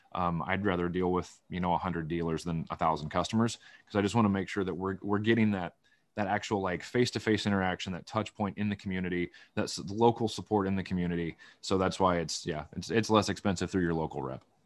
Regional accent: Van Buren County, Iowa, United States; moved away as an adult; also born or lived in Illinois; now in Washington, United States; when you grow up in Van Buren County, Iowa, you gotta drive an hour to an hour and a half to get anything anyway

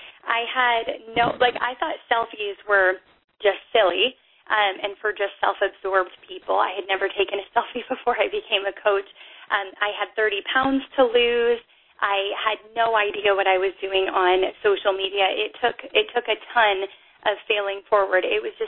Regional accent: Canada; But I wasn't allowed to become a coach because I'm Canadian

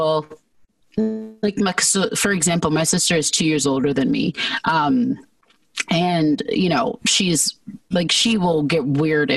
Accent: Georgia, United States; moved away as an adult; also born or lived in California; now in Arizona, United States; when I was about one, we all moved to Georgia. So I spent most of my childhood in Georgia

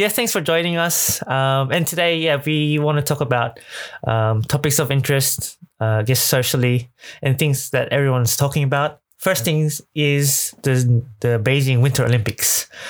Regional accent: Australia; moved away as an adult; now in Japan; I'm originally from Australia, moved to Japan about 14 years ago

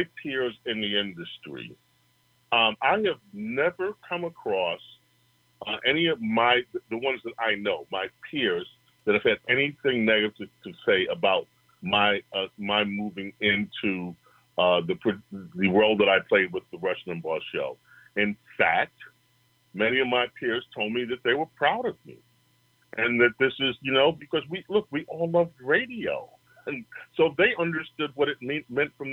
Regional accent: New York, United States; being in New York and growing up in New York

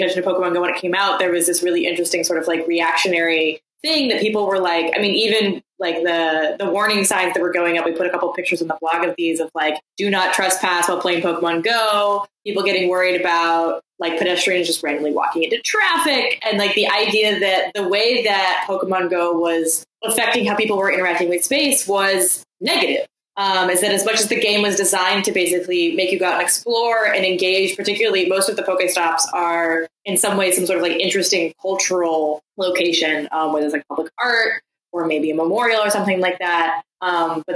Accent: Oregon, United States; I grew up in Oregon

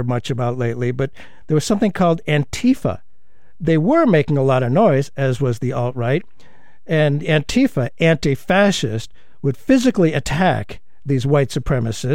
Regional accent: United States; as an American

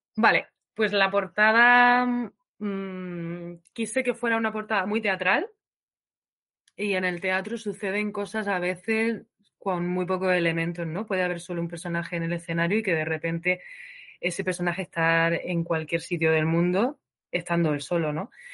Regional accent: Region of Murcia, Spain; moved away as an adult; also born or lived in Granada / London; yo soy de Murcia

